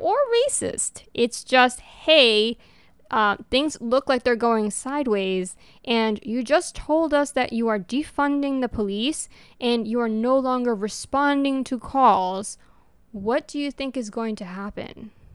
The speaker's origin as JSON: {"language": "English", "region": "New York", "country": "United States", "tie": "born or raised there", "first_language": "Spanish", "second_language": "English", "moved": "yes", "said": "New York, my home state"}